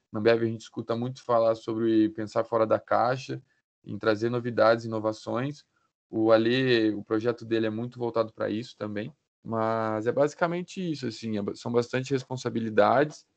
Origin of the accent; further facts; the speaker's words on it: Botucatu, São Paulo, Brazil; moved away as an adult; now in Ponta Grossa, Brazil; sou natural de Botucatu, interior de São Paulo. Vim para cá já tem cinco anos para fazer Engenharia de Produção na UTF